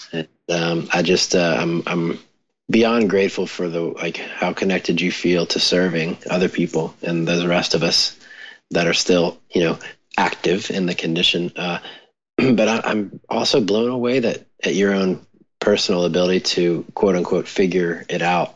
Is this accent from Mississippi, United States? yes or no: yes; Mississippi, United States; growing up in Mississippi and with a chronic illness